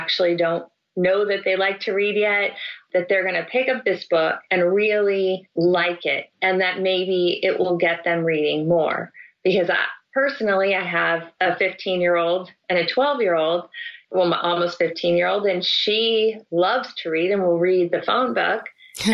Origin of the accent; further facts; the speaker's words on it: Salinas, California, United States; I grew up in Salinas, California. That's the home of John Steinbeck.